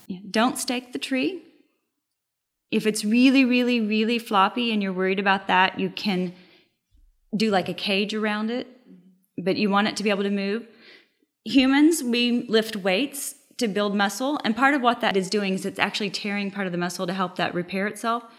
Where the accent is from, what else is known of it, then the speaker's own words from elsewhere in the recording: Oklahoma, United States; now in Texas, United States; I'm from Oklahoma